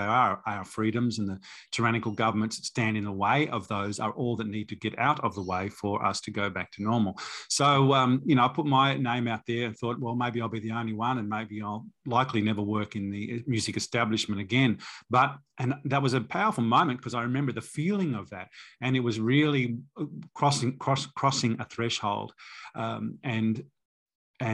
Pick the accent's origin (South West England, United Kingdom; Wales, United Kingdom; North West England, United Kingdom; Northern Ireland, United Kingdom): North West England, United Kingdom; Manchester; born there; moved away; I was born in Manchester. My parents are Australian, but I was born there, so I thought it would be easy for me to go back.